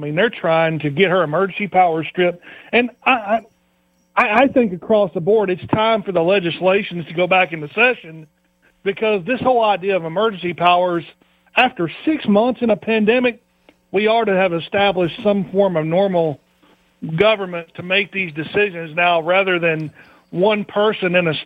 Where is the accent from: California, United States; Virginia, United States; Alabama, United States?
Alabama, United States; Maplesville; moved away as an adult; now in Indiana, United States; I'm actually from Maplesville, Alabama, so I've only been up here about 7 years